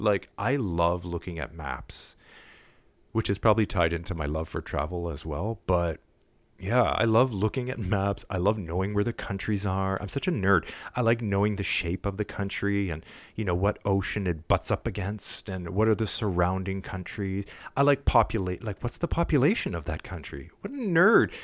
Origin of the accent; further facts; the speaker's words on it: Montreal, Quebec, Canada; I'm from Montreal